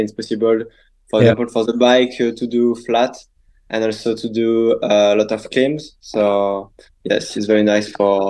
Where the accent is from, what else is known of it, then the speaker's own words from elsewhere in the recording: West of France, France; English is a second language; moved away as an adult; now in Nice, France; I was in the west of France during 18 years. And after in the south for my studies. And since, almost 3 years at Nice with Marjolaine.